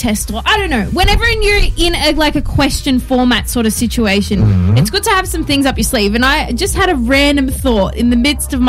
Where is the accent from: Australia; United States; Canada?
Australia; I'm from Australia.